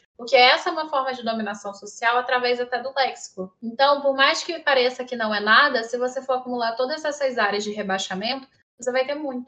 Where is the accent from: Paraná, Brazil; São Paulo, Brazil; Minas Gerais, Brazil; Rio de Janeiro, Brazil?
Rio de Janeiro, Brazil; eu sou do Rio de Janeiro